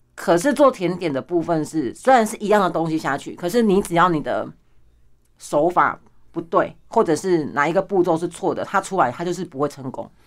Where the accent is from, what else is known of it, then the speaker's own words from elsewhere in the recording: Pingtung County, Taiwan; moved away as an adult; now in Taoyuan, Taiwan; 我来自屏东，但是我现在住在桃园